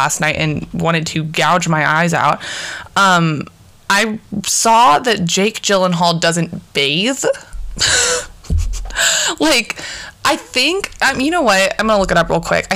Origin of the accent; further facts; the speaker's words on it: Portland, Oregon, United States; We're from Portland, Oregon